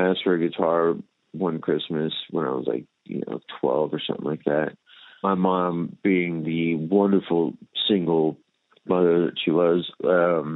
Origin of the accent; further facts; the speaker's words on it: Miami, Florida, United States; I grew up in Miami, Florida